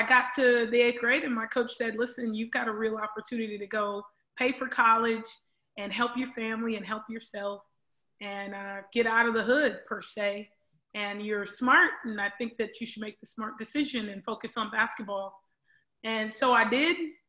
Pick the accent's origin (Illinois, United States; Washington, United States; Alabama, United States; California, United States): California, United States; Los Angeles; growing up in South Central LA with the guys